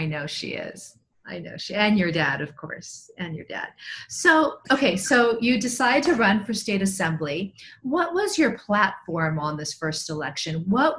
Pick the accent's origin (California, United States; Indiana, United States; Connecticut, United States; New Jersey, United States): California, United States; Whittier; I grew up in Whittier.